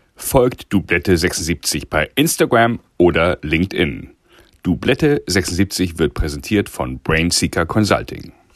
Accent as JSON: {"language": "German", "region": "Hamburg", "country": "Germany", "said": "Wir Sind ja beide Hamburger Jungs hier"}